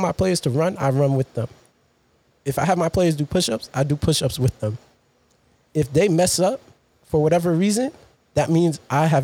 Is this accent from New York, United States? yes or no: yes; New York City, New York, United States; also born or lived in Rosedale, Queens; I'm Jamaica, Queens, born and raised